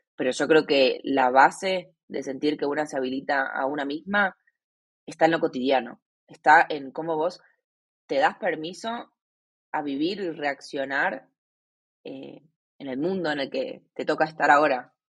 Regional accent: Argentina; moved away as an adult; also born or lived in Asia; Hace cinco años me fui de Argentina y hace uno vivo viajando por Asia

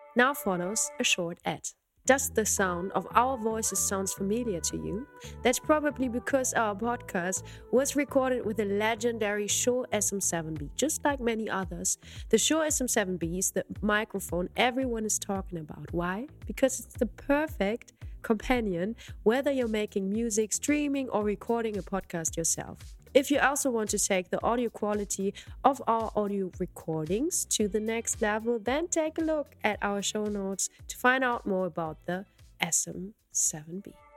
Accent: Germany; I'm a German singer.

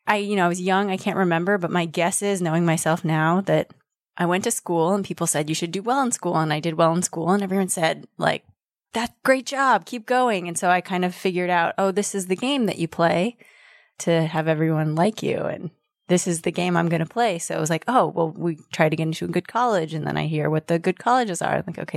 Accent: Denver, Colorado, United States; now in Berkeley, United States; Denver, Colorado.

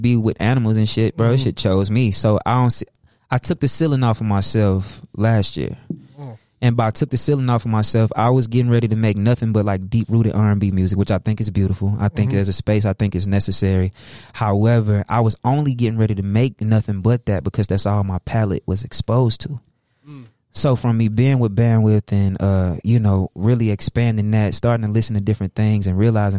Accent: Hattiesburg, Mississippi, United States; I'm not from Jackson. I'm from Hattiesburg, Mississippi

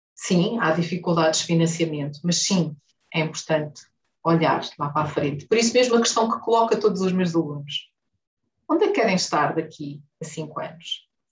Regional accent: Huambo, Angola; now in Luanda, Angola; Nasci no Ambo e vivi

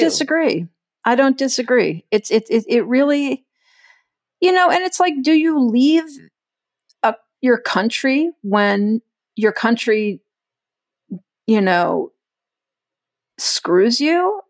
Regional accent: Texas, United States; moved away; I grew up in Texas

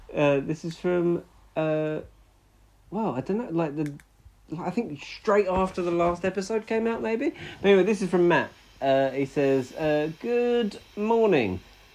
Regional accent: Portsmouth, South East England, United Kingdom; I'm from Portsmouth and it's pretty much used daily here whenever someone's moaning about something.

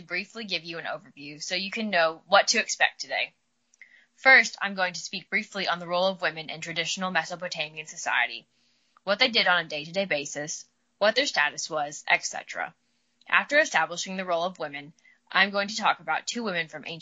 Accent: Midwest, United States; accent: drawl; I'm from the Midwest, so I got a little bit of a drawl

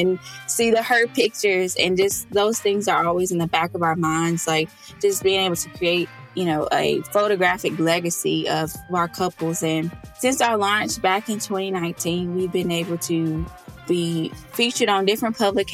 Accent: Arkansas, United States; moved away as an adult; now in Austin, United States; My husband and I, we live in Austin, Texas. We're originally from Arkansas. So whoopick suey to any of my Southern Arkansas people tuning

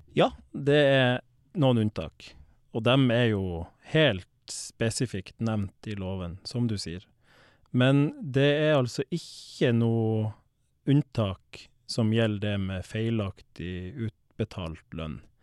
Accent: Balsfjord, Troms, Norway; now in Sørum, Norway; Opprinnelig så kommer jeg fra Balsfjord i Troms. Eh, vokste opp på et gårdsbruk med melkekyr

